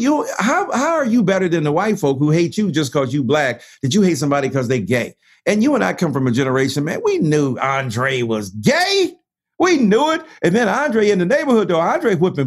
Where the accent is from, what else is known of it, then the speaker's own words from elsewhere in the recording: Detroit, Michigan, United States; I'm from Detroit